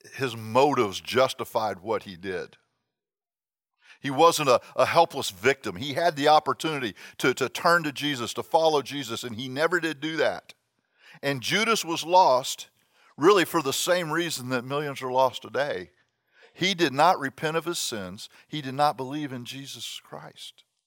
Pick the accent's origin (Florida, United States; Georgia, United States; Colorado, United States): Florida, United States; Miami; I grew up in Miami